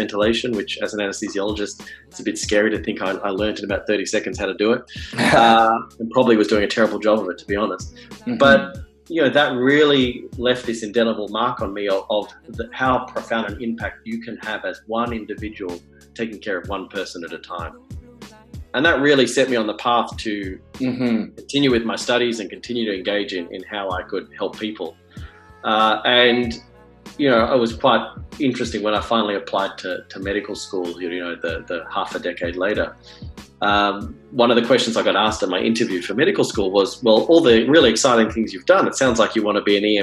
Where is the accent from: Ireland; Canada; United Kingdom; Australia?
Australia; moved away as an adult; now in San Francisco, United States; I'm not American born and bred. I grew up in Australia and I did all my medical training in Australia